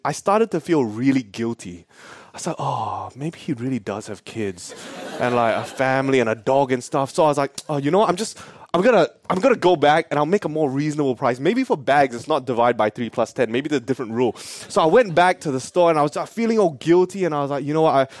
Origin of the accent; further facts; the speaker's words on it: Perth, Western Australia, Australia; I'm actually Australian. I told you, yeah, I told you too. Born and raised, born and raised, guys, in Perth